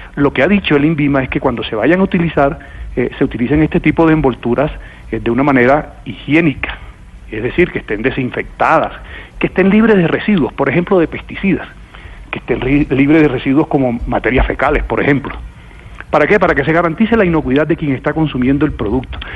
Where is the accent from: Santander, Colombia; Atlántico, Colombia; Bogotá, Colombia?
Atlántico, Colombia; Barranquilla; Yo vengo de Barranquilla